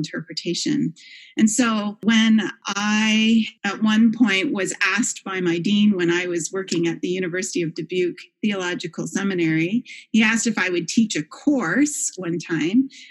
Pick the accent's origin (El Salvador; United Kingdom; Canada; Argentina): Canada; moved away as an adult; also born or lived in Kingston, Ontario / Toronto, Canada; now in Grand Rapids, United States; I come from Canada